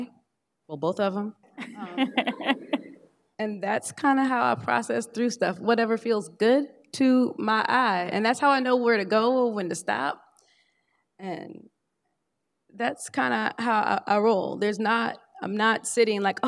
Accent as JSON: {"language": "English", "region": "Indiana", "country": "United States", "tie": "born or raised there", "moved": "yes", "lives_now": "Durham, United States", "said": "I was born in Durham, North Carolina, but when I was an infant, we moved to Indiana"}